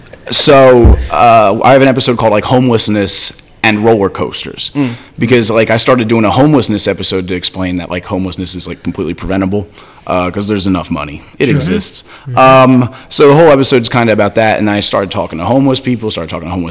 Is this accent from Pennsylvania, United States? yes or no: yes; Philadelphia, Pennsylvania, United States; growing up in Philly